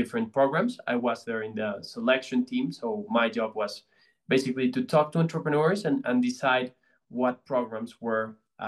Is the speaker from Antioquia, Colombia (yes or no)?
no; Bogota, Colombia; I'm from Colombia. I'm from Bogota